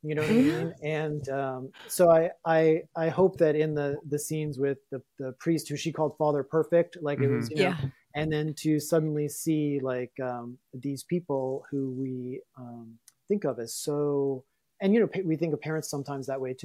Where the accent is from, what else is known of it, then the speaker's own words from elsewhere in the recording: Louisiana, United States; my life growing up in Louisiana was really complicated